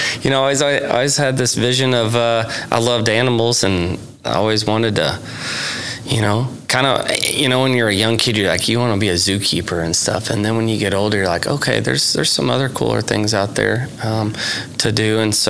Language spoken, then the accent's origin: English; Sulphur, Oklahoma, United States; also born or lived in Texas; So I grew up in Sulphur, where we currently live, and graduated from high school there in 2004.